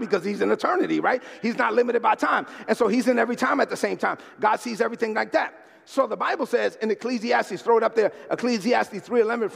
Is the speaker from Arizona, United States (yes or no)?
no; New York City, New York, United States; growing up in East New York, Brooklyn, I was one of the only kids that could hang out with the Dominicans and the Puerto Ricans